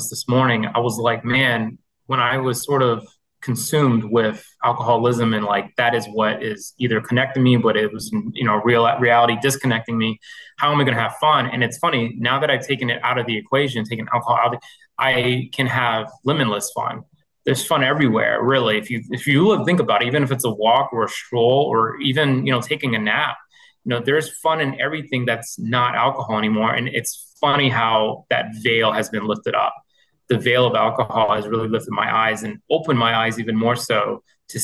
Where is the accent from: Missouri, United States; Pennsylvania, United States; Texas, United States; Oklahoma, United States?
Missouri, United States; now in Taunton, United States; I am originally from the Midwest. I grew up, born and raised in the state of Missouri, but I currently live in Taunton, Massachusetts